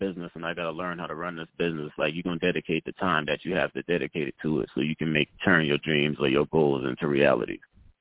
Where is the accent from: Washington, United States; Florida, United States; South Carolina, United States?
South Carolina, United States; Charleston; born or raised there; moved away as an adult; now in Atlanta, United States